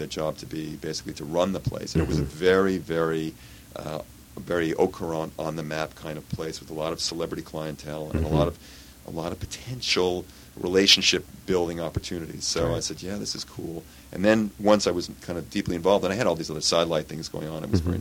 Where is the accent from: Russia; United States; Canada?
Canada; moved away; I was born here, but I grew up in Canada.